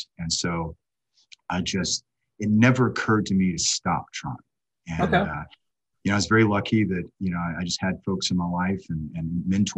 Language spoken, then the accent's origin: English; Savannah, Georgia, United States; moved away as an adult; also born or lived in Washington, D.C.; I grew up in Savannah, Georgia.